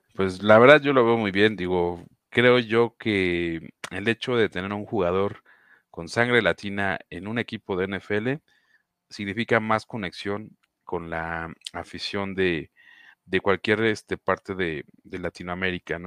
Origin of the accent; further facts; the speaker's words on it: Mexico; uno como fanático mexicano de los Jacksonville Jaguars